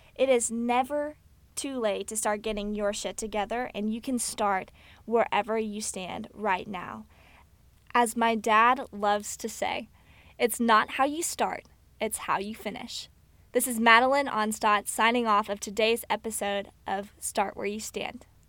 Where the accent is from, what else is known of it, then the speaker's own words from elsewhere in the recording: Fort Worth, Texas, United States; I was born in Fort Worth, Texas, to a family